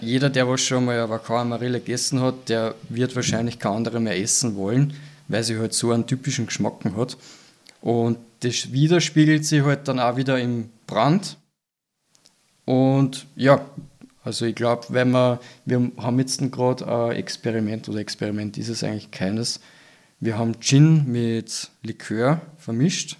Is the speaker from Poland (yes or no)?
no; Austria; bei uns in Österreich